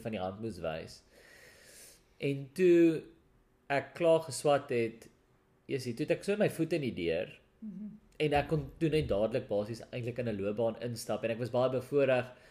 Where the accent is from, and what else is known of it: South Africa; first language Afrikaans